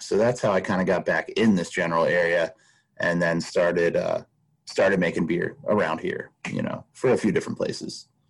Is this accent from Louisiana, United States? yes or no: no; Baltimore, Maryland, United States; moved away as an adult; also born or lived in western United States; now in Pennsylvania, United States; I grew up outside of Baltimore, northwest of Baltimore, in the suburbs